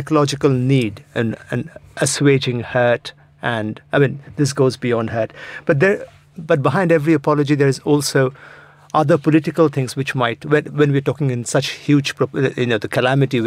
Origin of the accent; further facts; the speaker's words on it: India; now in United Kingdom; as an Indian living in Britain